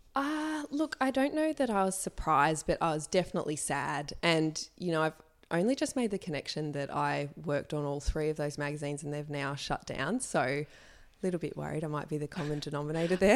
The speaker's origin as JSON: {"language": "English", "town": "Sydney", "region": "New South Wales", "country": "Australia", "tie": "born or raised there", "said": "I grew up in Sydney."}